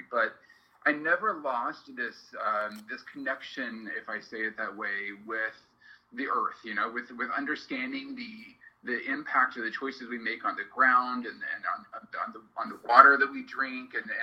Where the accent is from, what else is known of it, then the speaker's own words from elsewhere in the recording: Kansas, United States; I grew up on a farm in Kansas.